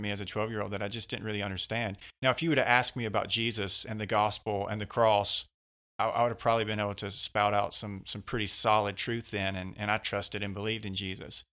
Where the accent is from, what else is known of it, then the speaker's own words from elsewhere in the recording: West Georgia, United States; also born or lived in Mississippi; I've lived in Georgia most of my life here, right around the West Georgia area.